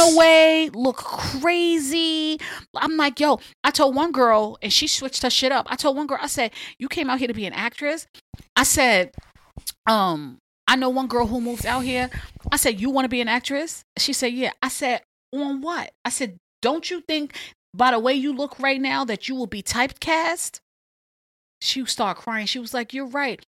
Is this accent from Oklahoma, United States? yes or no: no; New York, United States; moved away as an adult; now in Los Angeles, United States; I'm from New York. I'm used to Times Square